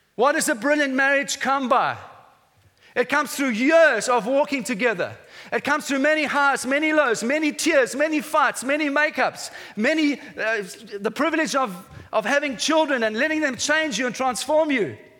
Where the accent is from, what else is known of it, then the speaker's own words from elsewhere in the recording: South Africa; moved away as an adult; now in England; I, I, came as a South African to this nation 12 years ago